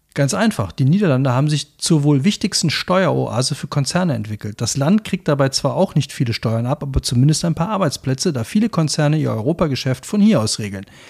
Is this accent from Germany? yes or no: yes; Cologne, North Rhine-Westphalia, Germany; ich bin ja Kölner